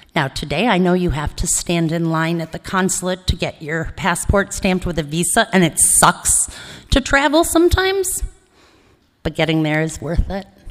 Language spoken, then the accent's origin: English; Cleveland, Ohio, United States; also born or lived in Ithaca, New York; now in Los Angeles, United States; So I grew up in Cleveland, Ohio, or spent my formative years in Ohio